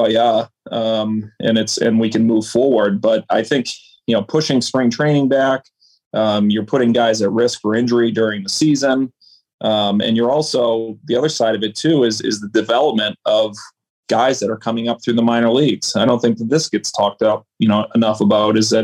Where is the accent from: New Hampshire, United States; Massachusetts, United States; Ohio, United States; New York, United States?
Massachusetts, United States; Boston; we grew up here in Boston